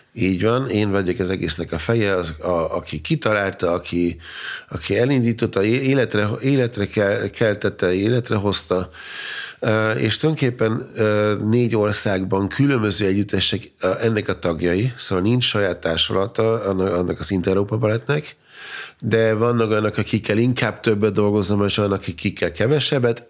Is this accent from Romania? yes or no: no; Austria; first language German; Hungarian is a second language; also born or lived in Vienna / Hungary; én, mint osztrák, mert mégis osztrák állampolgár vagyok, Ausztriában születtem, e, német a nyelvem